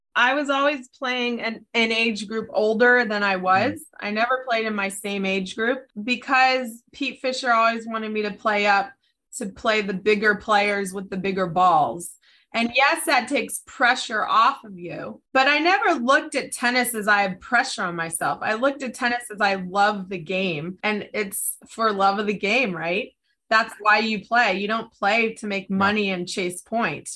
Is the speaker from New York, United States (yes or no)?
no; San Diego, California, United States; I was raised in San Diego